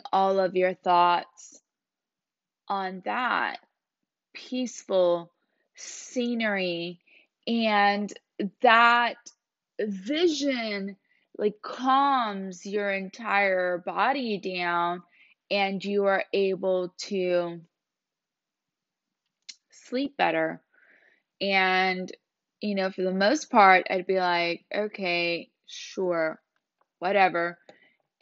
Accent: Puerto Rico; moved away; I was born in Puerto Rico, so I lived there for a long time.

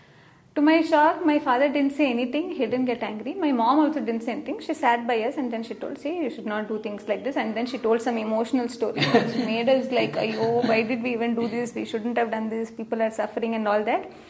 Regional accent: Hyderabad, Telangana, India; now in Bangalore, India; I was born and brought up in Hyderabad

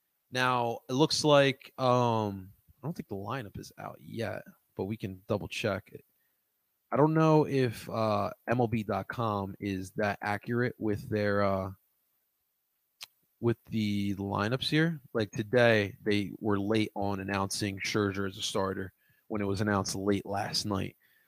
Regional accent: Philadelphia, Pennsylvania, United States; I am from America. Philadelphia, Pennsylvania, represent.

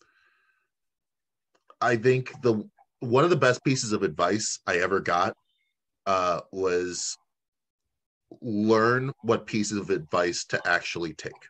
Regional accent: Chicago, Illinois, United States; as a Chicagoan

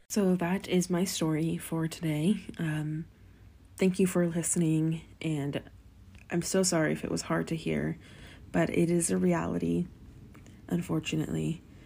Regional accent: Gering, Nebraska, United States; moved away; my hometown of Gearing, Nebraska

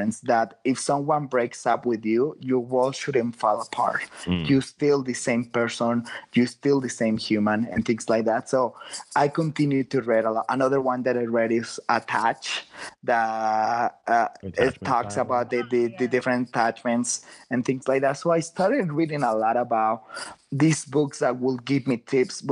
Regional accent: Guadalajara, Jalisco, Mexico; now in San Francisco, United States; I'm from Guadalajara. I was living in San Francisco

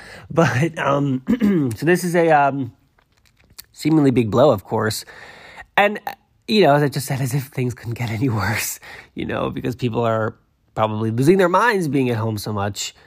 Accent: Massachusetts, United States; moved away; I am from Massachusetts

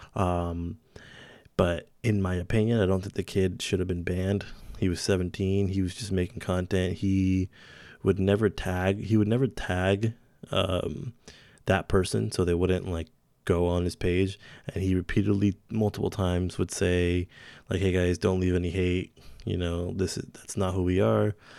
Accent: Santa Rosa, California, United States; my hometown, Santa Rosa, California.

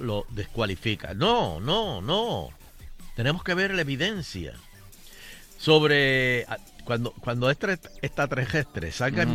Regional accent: Puerto Rico; le dijimos, Puerto Rico

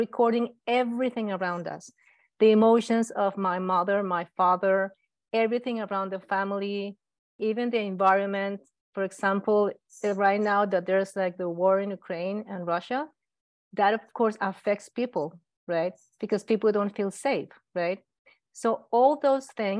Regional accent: Colombia; I'm from Colombia. I studied medicine in Colombia.

